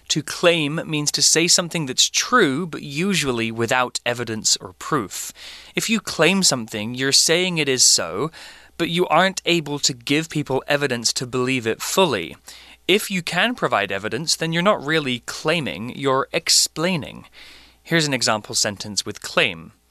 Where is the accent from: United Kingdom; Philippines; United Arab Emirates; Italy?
United Kingdom; now in Asia; I've been living in Asia for 10 years now, so so I've developed a slight American accent to my way of speaking because I'm not surrounded by British people anymore.